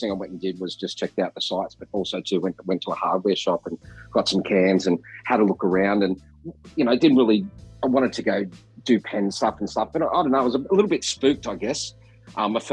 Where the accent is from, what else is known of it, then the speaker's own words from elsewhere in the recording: Australia; accent: Australian; singing in an Australian accent